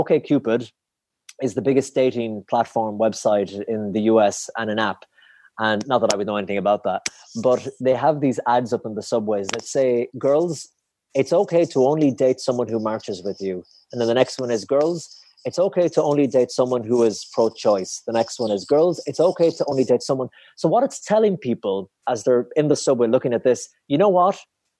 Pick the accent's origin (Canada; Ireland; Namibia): Ireland; it was so interesting as an Irish person